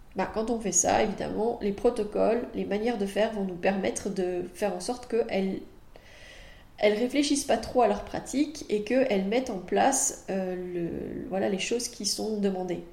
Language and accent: French; France; now in Belgium; moi je suis française, donc euh, je sais que je pratique en Belgique, mais je suis française